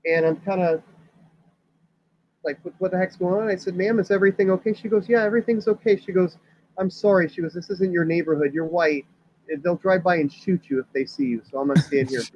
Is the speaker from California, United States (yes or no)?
no; Miami, Florida, United States; growing up in Miami